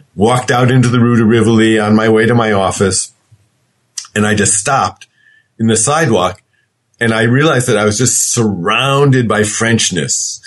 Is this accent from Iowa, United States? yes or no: no; Connecticut, United States; I grew up in Connecticut